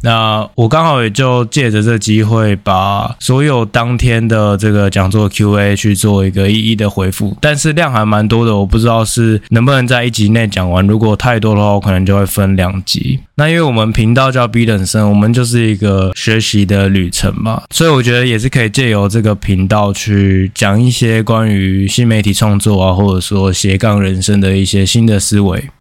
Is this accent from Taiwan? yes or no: yes; Taiwan; also born or lived in Spain; 我们台湾人